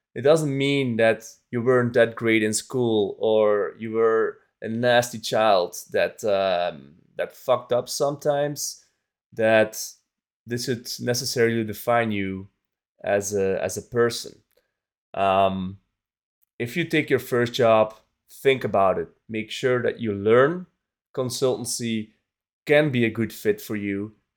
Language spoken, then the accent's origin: English; Belgium; my home country, Belgium